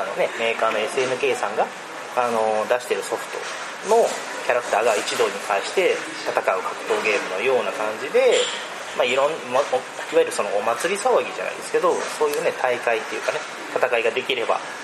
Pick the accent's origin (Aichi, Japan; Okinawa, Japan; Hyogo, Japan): Aichi, Japan; こっち地元の愛知の方では